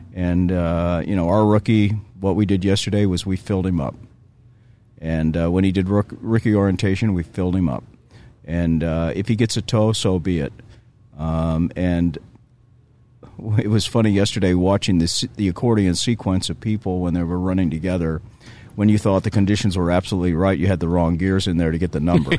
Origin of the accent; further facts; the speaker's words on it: Southern California, United States; I grew up in Southern California